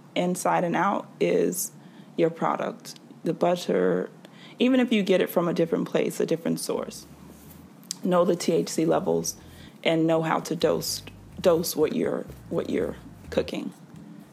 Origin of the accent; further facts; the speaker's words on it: the South, United States; I'm from the South